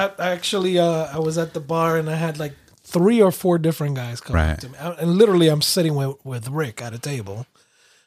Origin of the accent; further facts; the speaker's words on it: Puerto Rico; moved away; there's several actually in my hometown